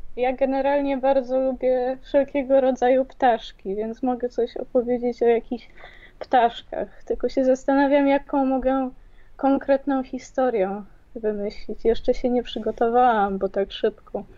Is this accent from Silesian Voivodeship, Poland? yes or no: no; Kraków, Lesser Poland, Poland; ja też jestem z Krakowa